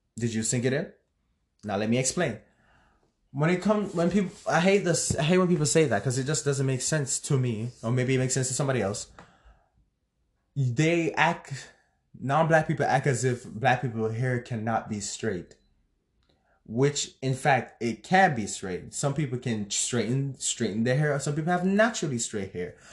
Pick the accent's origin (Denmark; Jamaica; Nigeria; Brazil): Jamaica; me being a Jamaican myself